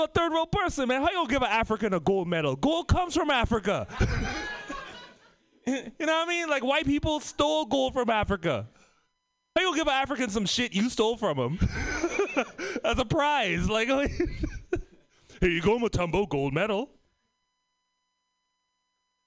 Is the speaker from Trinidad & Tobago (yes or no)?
yes; Trinidad & Tobago; moved away; also born or lived in Oakland / Bay Area